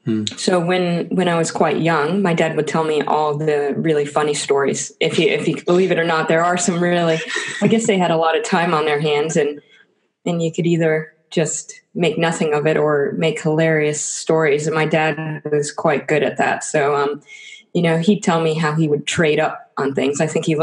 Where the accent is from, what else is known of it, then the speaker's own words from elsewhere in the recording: Tampa, Florida, United States; Yeah, well, I think that half of New York City moves to Florida.